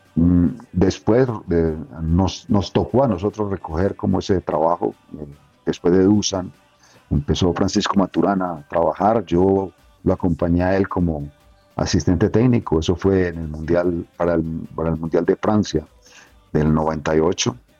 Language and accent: Spanish; Colombia; uno como colombiano